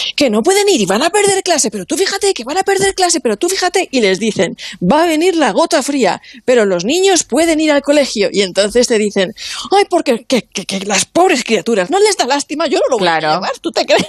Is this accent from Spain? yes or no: yes; Alicante, Valencian Community, Spain; moved away; unas fotos de Alicante, de mi tierra